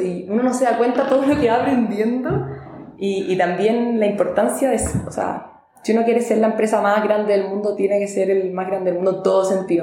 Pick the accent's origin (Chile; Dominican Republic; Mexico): Chile; vengo de Chile, que es un país muy chico al sur del mundo